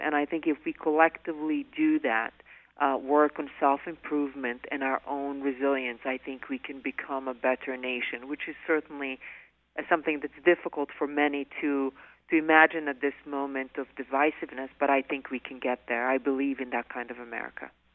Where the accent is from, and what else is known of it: Bosnia & Herzegovina; born or raised there; moved away as an adult; now in United States